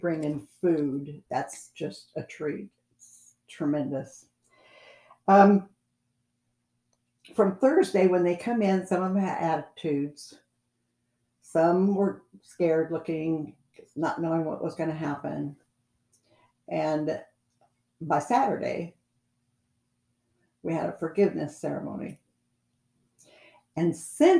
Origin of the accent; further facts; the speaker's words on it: California, United States; I was from California